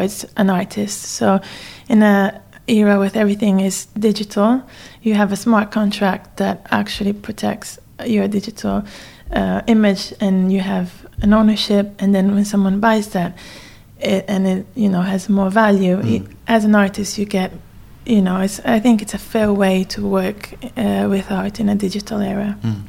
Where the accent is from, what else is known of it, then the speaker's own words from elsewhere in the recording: Trieste, Friuli-Venezia Giulia, Italy; moved away as an adult; also born or lived in Bangkok, Thailand / Bologna, Italy / New York, United States / London, United Kingdom; in Trieste, in my hometown as well.